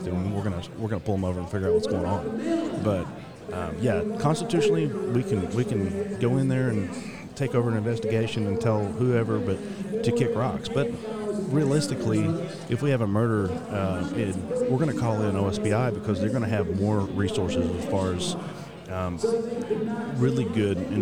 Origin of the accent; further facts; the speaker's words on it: Guthrie, Oklahoma, United States; I'm from Guthrie in Logan County. A lot of people know me and my family